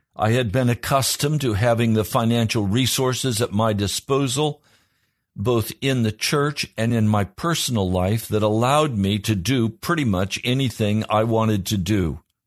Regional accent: Pennsylvania, United States; I was from Pennsylvania.

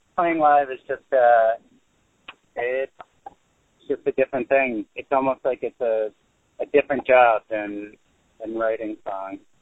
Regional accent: Carteret, New Jersey, United States; my hometown of Carteret

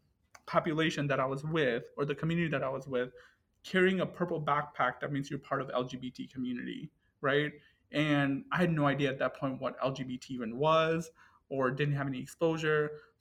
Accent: Cleveland, Ohio, United States; English is a second language; and so I'm originally from Cleveland, Ohio, and, you know, suburbia of Cleveland.

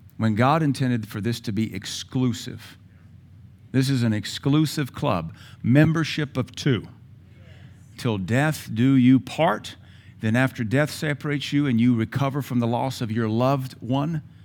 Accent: Seattle, Washington, United States; I grew up in Seattle

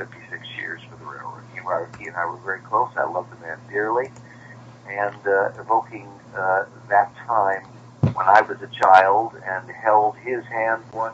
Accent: Chicago, Illinois, United States; if I'd grown up on the seacoast instead of Chicago

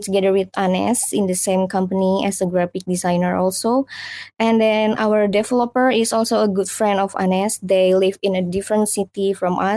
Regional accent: Indonesia; all of the core team in the Streamland is from Indonesia

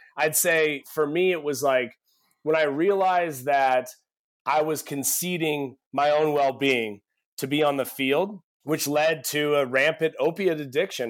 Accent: Eugene, Oregon, United States; growing up in Eugene, Oregon

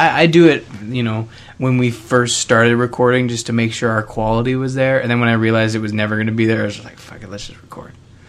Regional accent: Canada

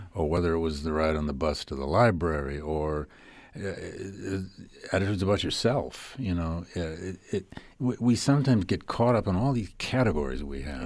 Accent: Flint, Michigan, United States; I grew up in working class automobile town of Flint, Michigan.

